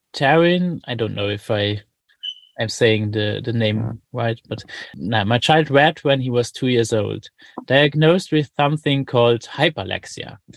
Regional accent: Luxembourg; I'm from Luxembourg

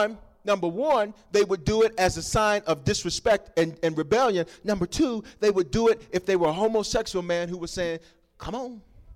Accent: Southern United States, United States; I'm from the South, and so they make us look different down there, and so stuff don't fit

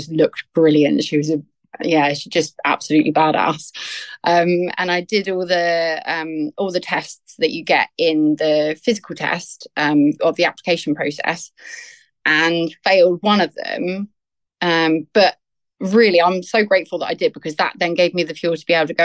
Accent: Southampton, South East England, United Kingdom; I'm born and bred in Southampton, which is a town on the south coast of England

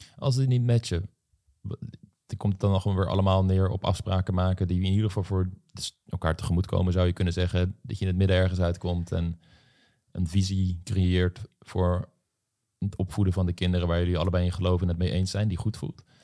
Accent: Voorhout, South Holland, Netherlands; ik kom uit Voorhout, een dorp in de Bollestreek

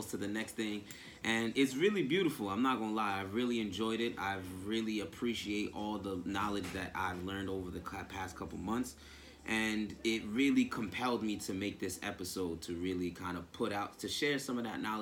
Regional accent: Nyack, New York, United States; I was born and raised in Nyack, New York.

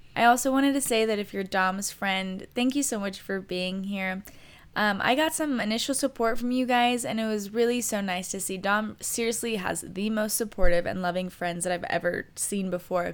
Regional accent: Riverside, California, United States; I was born and raised in Riverside, California

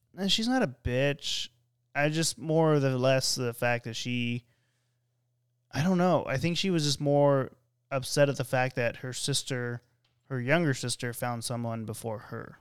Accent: California, United States; I'm from California

